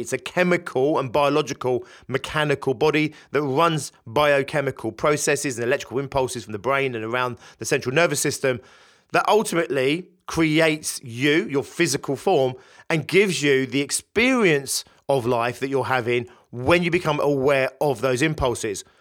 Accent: United Kingdom; In the U K, my home country

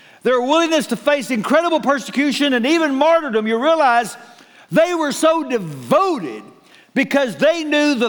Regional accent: Waco, Texas, United States; I was born in Waco.

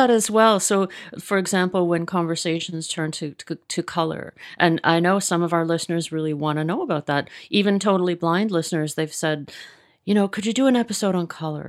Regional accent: Mississauga, Ontario, Canada; now in Toronto, Canada; I grew up in Mississauga

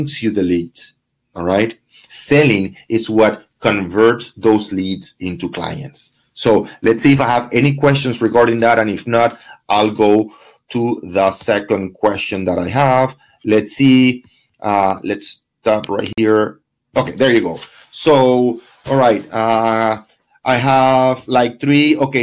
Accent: Venezuela; now in Miami, United States; for me, Venezuelan, I work with a lot of investors from where? From Venezuela

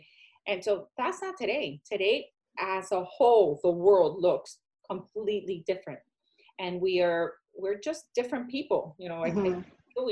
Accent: Puerto Rico; moved away; I'm Hispanic, I'm Puerto Rican

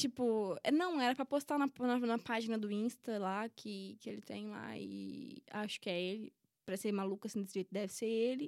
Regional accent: Brazil; moved away as an adult; now in Portugal; Em todos os meus anos que eu nasci, cresci e vivi no Brasil

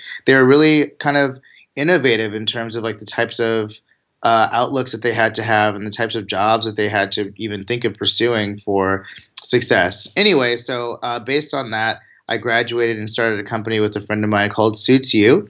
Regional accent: Sacramento, California, United States; moved away as an adult; I'm from Sacramento, born and raised here.

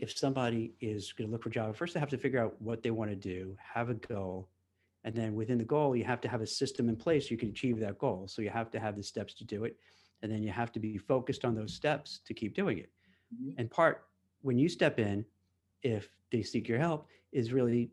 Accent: New York City, New York, United States; now in New Jersey, United States; I grew up in Brooklyn in a place called Canarsie

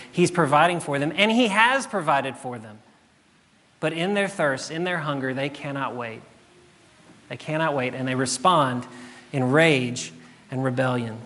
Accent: South Louisiana, United States; moved away as an adult; now in Jackson, United States; I grew up in South Louisiana

